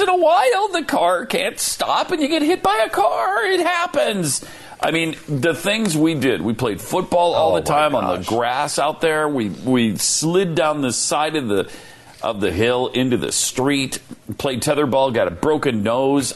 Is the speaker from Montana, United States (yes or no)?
yes; Montana, United States; I grew up in Montana